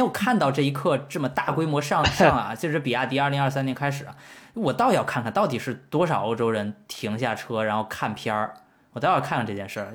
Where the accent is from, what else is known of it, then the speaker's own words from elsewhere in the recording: China; 咱们作为中国人